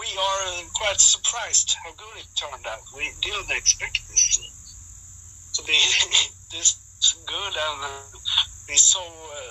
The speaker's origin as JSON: {"language": "English", "country": "Sweden", "tie": "born or raised there", "said": "here in my hometown"}